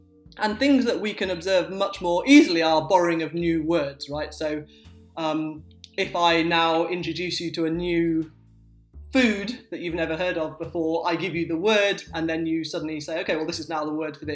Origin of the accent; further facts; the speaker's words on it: Sheffield, Yorkshire and the Humber, United Kingdom; I say path because I grew up in Sheffield, and that became how everyone around me spoke, with a ah